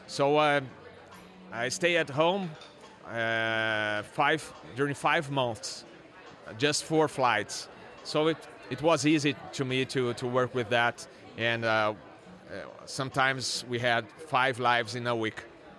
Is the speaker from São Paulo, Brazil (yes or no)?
yes; São Paulo, Brazil; born there; And actually, I was born in Sao Paulo, and my father was American.